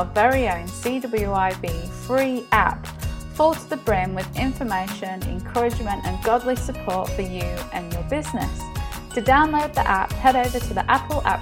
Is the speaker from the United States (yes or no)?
no; England, United Kingdom; now in Australia; I'm English, so I know my English culture.